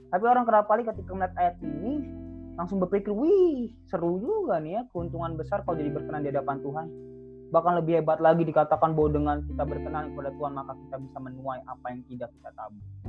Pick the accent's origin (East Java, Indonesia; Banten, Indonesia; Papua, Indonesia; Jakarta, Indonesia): Jakarta, Indonesia; now in Bekasi, Indonesia; saya orang Jakarta